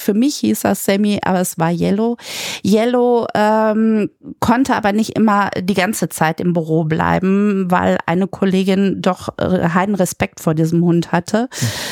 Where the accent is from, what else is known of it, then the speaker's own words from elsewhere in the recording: Münster, North Rhine-Westphalia, Germany; ich komme aus Münster